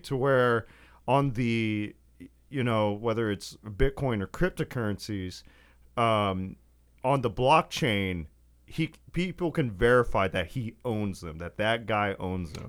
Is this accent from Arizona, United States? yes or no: no; West Texas, United States; growing up in West Texas